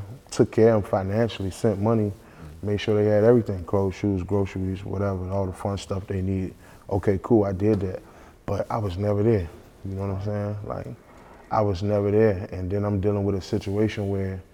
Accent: Washington, District of Columbia, United States; I'm from the Northeast section of DC

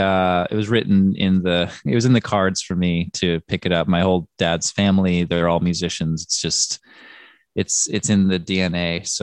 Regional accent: New York City, New York, United States; Greenwich Village in Manhattan.

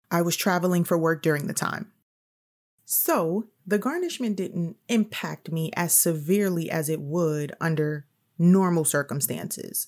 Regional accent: New York City, New York, United States; I'm also from New York City

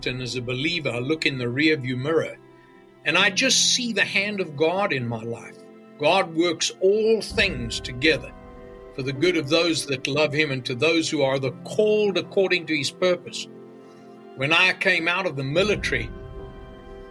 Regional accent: KwaZulu-Natal, South Africa; moved away; I was privileged to be born and raised in Africa, actually. I was born in KwaZulu-Natal on the east coast of southern Africa

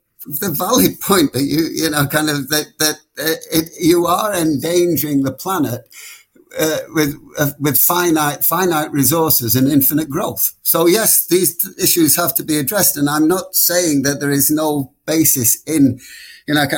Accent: Blackpool, North West England, United Kingdom; moved away; back in my hometown of Blackpool

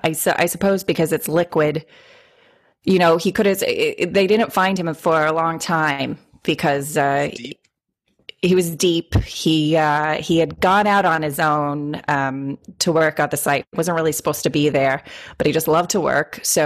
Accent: Boston, Massachusetts, United States; I should also say I'm also from Boston

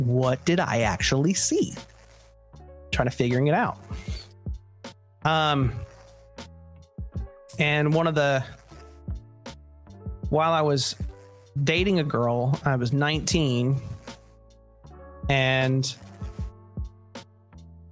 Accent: Southern California, United States; I was born in Southern California, just outside of Disneyland

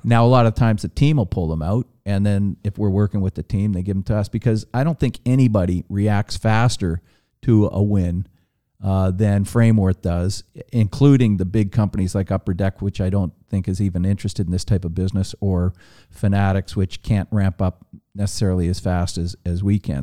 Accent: Toronto, Ontario, Canada; I grew up in Toronto

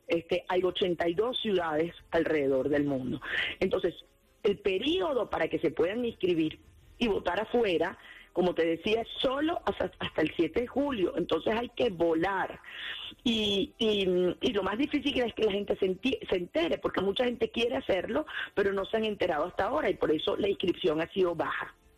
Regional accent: Venezuela; como venezolana

